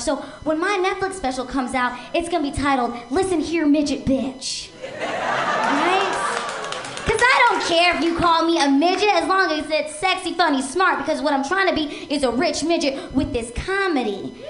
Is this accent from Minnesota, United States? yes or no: no; Seattle, Washington, United States; now in Los Angeles, United States; I'm originally from Seattle